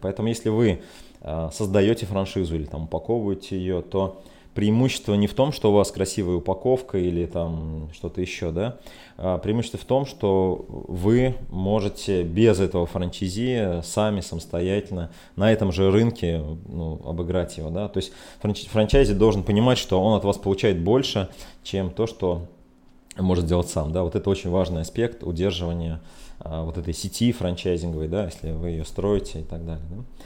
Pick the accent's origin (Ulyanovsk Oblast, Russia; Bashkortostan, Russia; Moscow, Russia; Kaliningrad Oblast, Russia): Ulyanovsk Oblast, Russia; Ulyanovsk; мой родной город Ульяновск